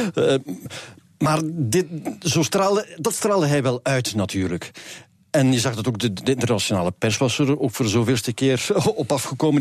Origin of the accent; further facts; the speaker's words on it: Flanders, Belgium; bij ons in Vlaanderen